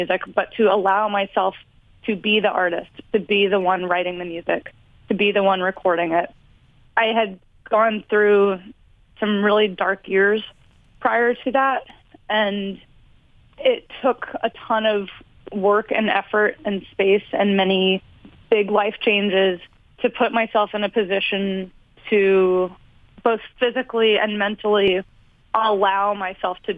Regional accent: Virginia, United States; I grew up in Virginia, living on a river in the middle of nowhere

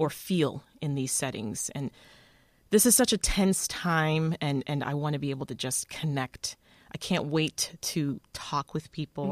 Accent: Toronto, Ontario, Canada; also born or lived in Kingston, Jamaica / Washington D.C.; now in Chicago, United States; I was born in Kingston, Jamaica. I left there in the nineties, mid nineties. I was about ten years old, and I moved to Toronto, Canada, and that's where I was raised pretty much most of my life

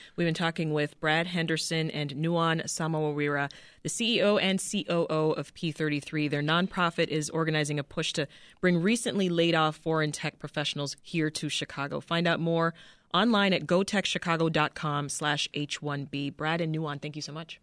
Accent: Canada; now in United States; as a Canadian citizen

